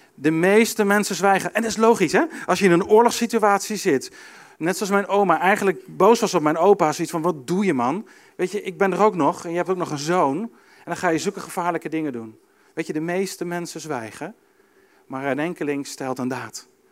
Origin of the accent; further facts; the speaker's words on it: Arnhem, Gelderland, Netherlands; Ik kom uit Arnhem, mijn opa komt uit Arnhem